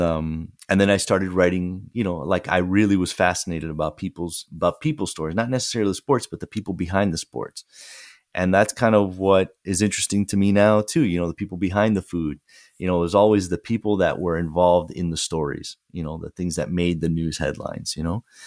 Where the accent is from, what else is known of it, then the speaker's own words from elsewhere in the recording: Fort Lauderdale, Florida, United States; the newspaper from my hometown, the, the Sun Sentinel, uh, which is in Fort Lauderdale